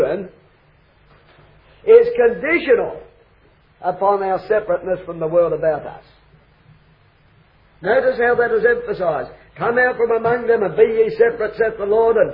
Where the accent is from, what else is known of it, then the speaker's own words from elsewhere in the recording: Australia; I come from Australia